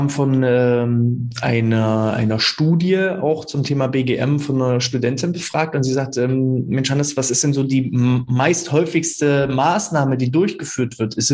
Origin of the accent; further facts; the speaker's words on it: Münster, North Rhine-Westphalia, Germany; von meiner Heimatstadt Münster erstmal zu euch in die vermeintliche Pampa, es sind ja trotzdem 20 Kilometer.